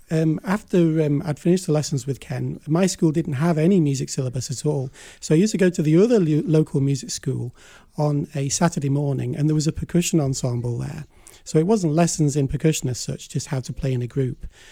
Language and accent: English; Blackpool, North West England, United Kingdom; Blackpool, my hometown